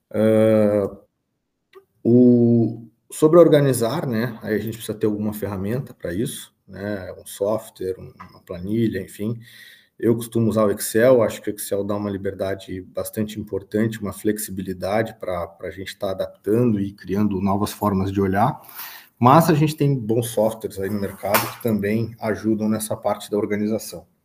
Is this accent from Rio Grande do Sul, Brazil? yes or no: yes; São Gabriel, Rio Grande do Sul, Brazil; Eu sou natural de São Gabriel, tenho 37 anos e estou há 10 anos à frente aí da Labernache Agricultura e Pecuária.